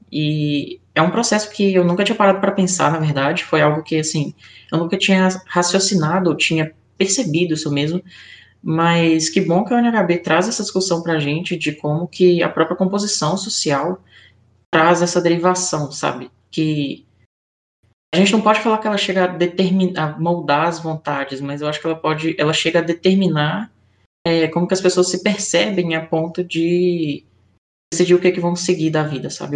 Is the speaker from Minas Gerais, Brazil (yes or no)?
yes; Belo Horizonte, Minas Gerais, Brazil; sou aqui de Belo Horizonte.